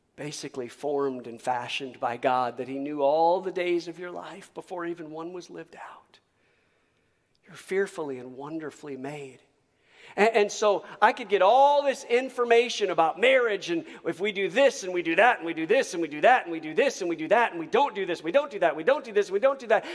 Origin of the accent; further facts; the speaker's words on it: Michigan, United States; moved away as an adult; also born or lived in Texas; I was raised in Michigan